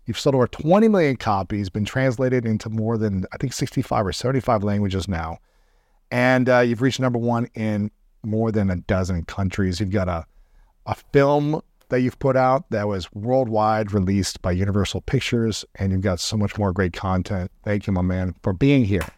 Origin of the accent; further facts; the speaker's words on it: Columbus, Ohio, United States; in my hometown of Columbus, Ohio